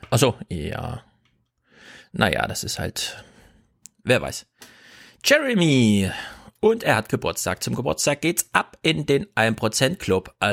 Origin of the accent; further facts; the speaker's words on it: Bavaria, Germany; Man kann sagen, ich komme aus Bayern.